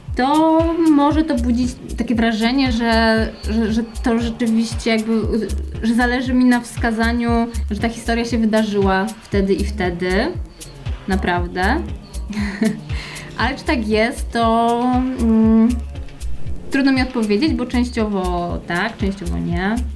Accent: Kraków, Lesser Poland, Poland; Ja w Nowej Hucie się urodziłam, mieszkałam przez całe dzieciństwo aż do dorosłości

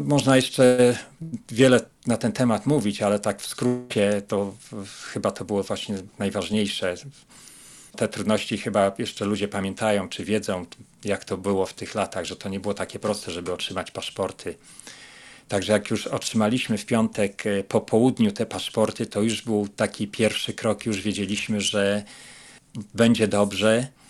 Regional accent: Łódź, Łódź Voivodeship, Poland; moved away as an adult; now in United States; Pochodzimy z Łodzi

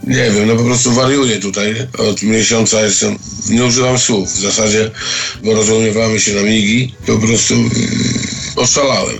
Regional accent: Świdnik, Lublin Voivodeship, Poland; w mieście, w którym się wychowałem, w Świdniku

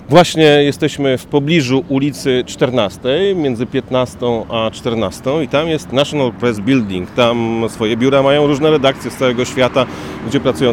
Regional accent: Szczecin, West Pomeranian Voivodeship, Poland; moved away as an adult; now in Washington, United States; pochodzimy ze Szczecina

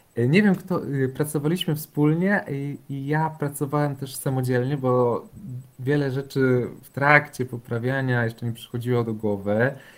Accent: Pabianice, Łódź Voivodeship, Poland; ja też jako chłopiec dorastałem w Pabianicach

